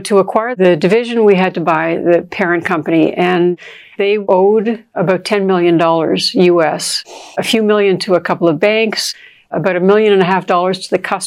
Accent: Toronto, Ontario, Canada; where I grew up in Toronto

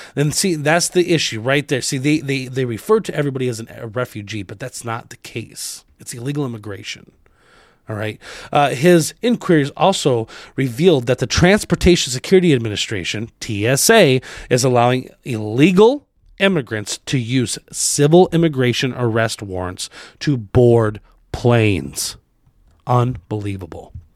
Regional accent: Arizona, United States; I grew up in Arizona

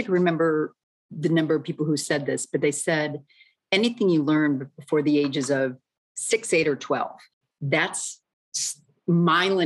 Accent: Midwest, United States; moved away as an adult; also born or lived in New York; I was brought up in the Midwest

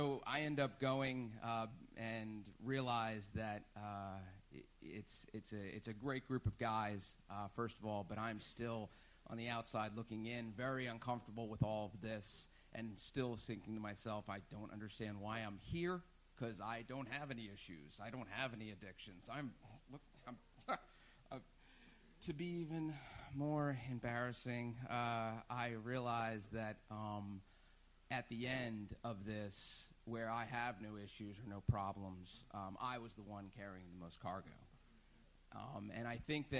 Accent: New Jersey, United States; moved away; I am from New Jersey

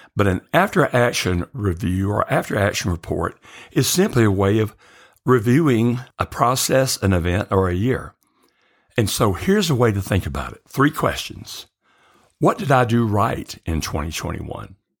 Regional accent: the South, United States; growing up in the South

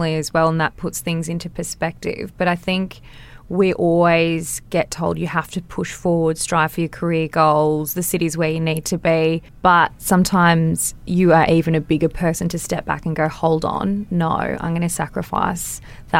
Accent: Wollongong, New South Wales, Australia; also born or lived in Sunshine Coast, Queensland; I grew up in Wollongong

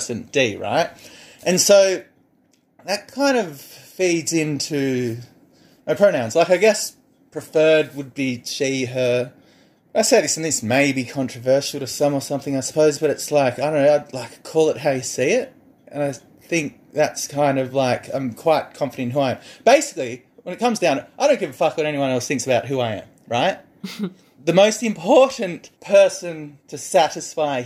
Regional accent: Wagga Wagga, New South Wales, Australia; moved away; I grew up in this rural community and I'm just going to say, I come from Wagga

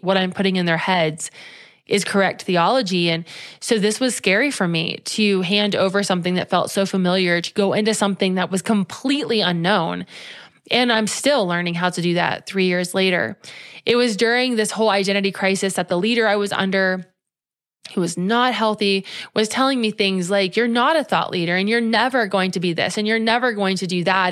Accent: Cincinnati, Ohio, United States; moved away as an adult; had we stayed in Cincinnati

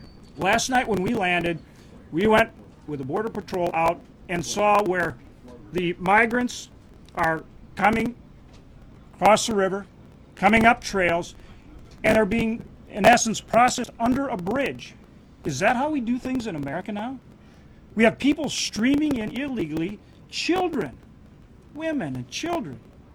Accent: North Dakota, United States; from North Dakota.

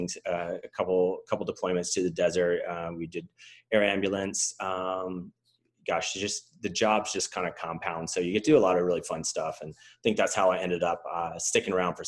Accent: Roanoke, Virginia, United States; moved away as an adult; also born or lived in San Diego; In Virginia, but like in Roanoke. So Southwestern

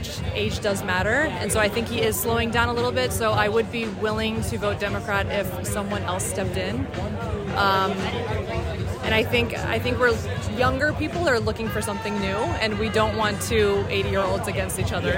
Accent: Washington, District of Columbia, United States; I'm from Washington, D.C.

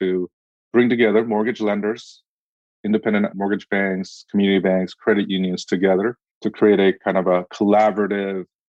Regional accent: Orange County, California, United States; moved away as an adult; also born or lived in Korea; now in Washington, D.C., United States; I was born in Korea, but I grew up in Orange County. I spent a good chunk of my life there, and then I moved to D.C.

